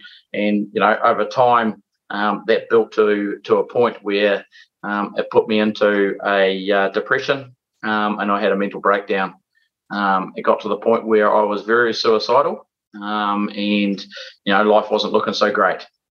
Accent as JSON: {"language": "English", "town": "Lumsden", "region": "Southland", "country": "New Zealand", "tie": "born or raised there", "said": "I grew up in Lumsden, Northern Southland, and my father was a mechanic and owned the local garage there."}